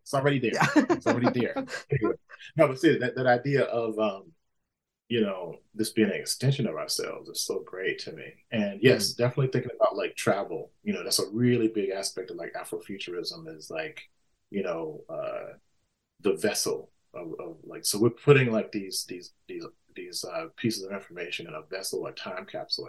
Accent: Mississippi, United States; I grew up, you know, lower working class, you know, in the country. I grew up in Mississippi, you know, in, you know, post-civil rights era.

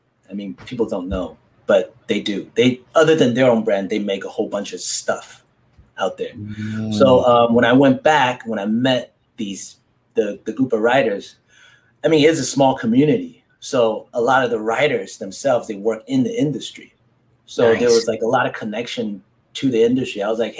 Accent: Taiwan; moved away; also born or lived in United States; I was born in Taiwan

